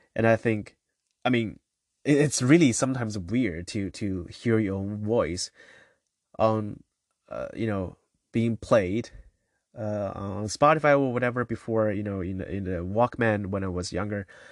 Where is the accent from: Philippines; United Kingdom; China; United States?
China; So I come from China, and, uh, so growing up